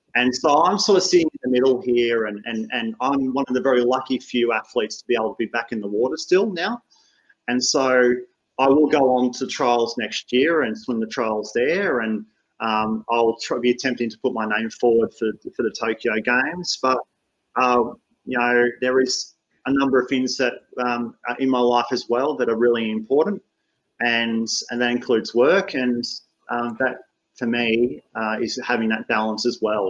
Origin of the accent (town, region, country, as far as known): Australia